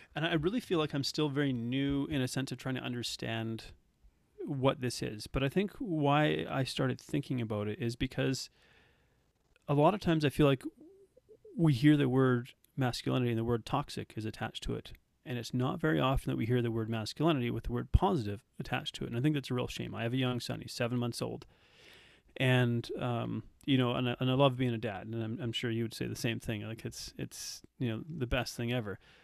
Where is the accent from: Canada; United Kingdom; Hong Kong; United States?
Canada; Red Deer, Alberta; also born or lived in South Africa; I grew up in Canada